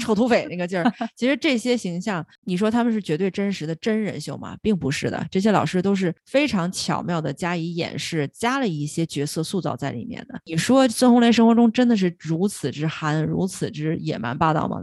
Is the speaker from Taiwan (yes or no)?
no; China; 是我们中国人自己的 I P